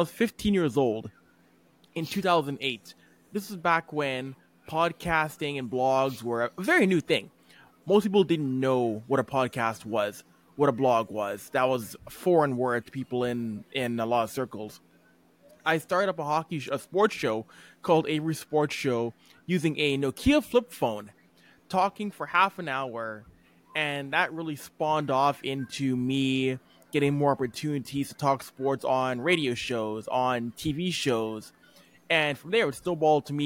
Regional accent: Edmonton, Alberta, Canada; born and raised in Edmonton, Alberta

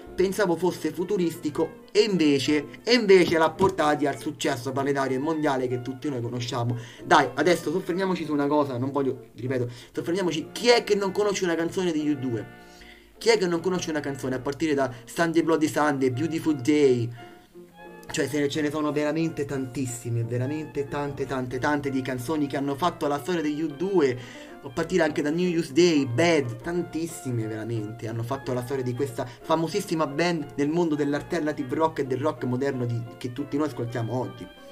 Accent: Italy; dall'Italia, il paese che io amo, il mio paese

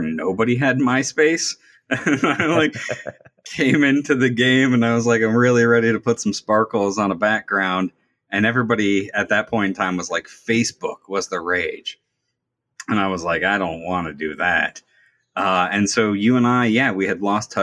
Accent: Pittsburgh, Pennsylvania, United States; I'm from Pittsburgh, Pennsylvania

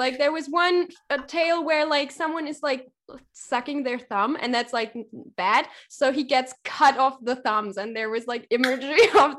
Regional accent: East Germany, Germany; I'm from East Germany, which is, like, a little bit, it's former GDR, so it's formerly, like, associated to the Soviet Union.

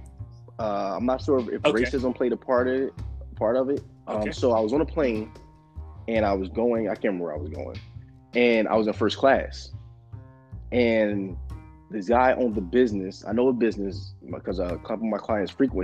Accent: Philadelphia, Pennsylvania, United States; I'm from Philly.

